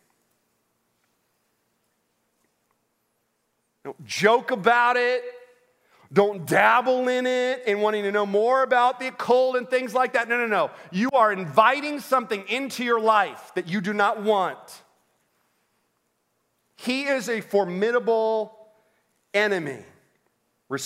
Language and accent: English; Orlando, Florida, United States; I grew up in Orlando